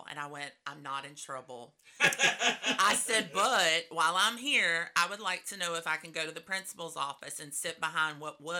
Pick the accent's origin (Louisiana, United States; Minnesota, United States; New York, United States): Louisiana, United States; Boyce; We're both from Boise.